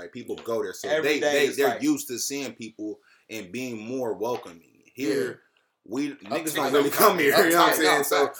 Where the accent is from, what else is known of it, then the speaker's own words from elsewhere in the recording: Cleveland, Ohio, United States; I'm from Cleveland.